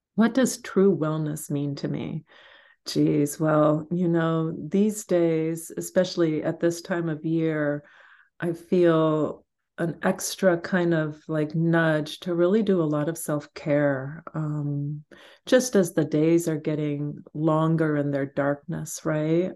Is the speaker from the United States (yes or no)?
no; Guatemala; moved away; I grew up in Guatemala